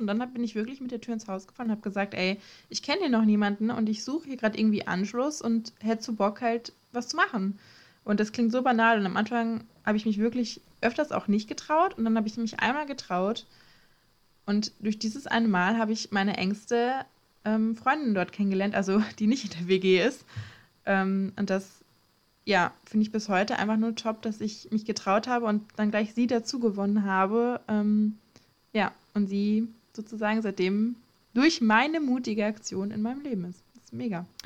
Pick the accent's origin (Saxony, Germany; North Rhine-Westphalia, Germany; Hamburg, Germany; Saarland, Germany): North Rhine-Westphalia, Germany; Ostwestfalen-Lippe; moved away as an adult; now in Klagenfurt, Austria; ich komme eigentlich aus OWL